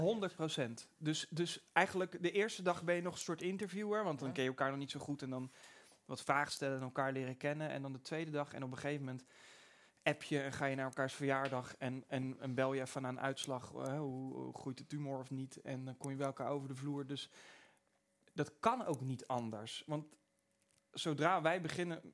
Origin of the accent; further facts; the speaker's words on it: Pijnakker, South Holland, Netherlands; ik kom uit Pijnakker.